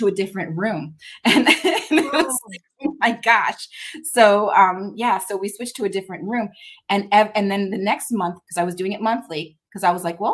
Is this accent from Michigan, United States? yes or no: no; Arizona, United States; moved away; I'm from Arizona, and I'm new here